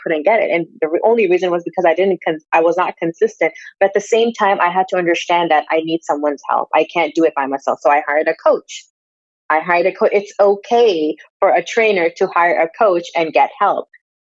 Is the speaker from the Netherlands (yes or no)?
no; Pakistan; moved away; I'm from Pakistan